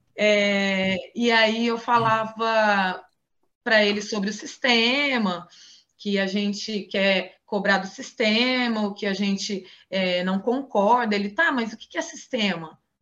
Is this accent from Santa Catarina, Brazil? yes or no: no; Ribeirão Preto, São Paulo, Brazil; born or raised there